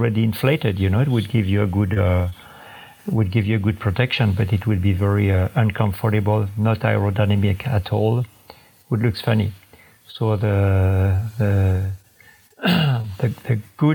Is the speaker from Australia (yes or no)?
no; France; from France.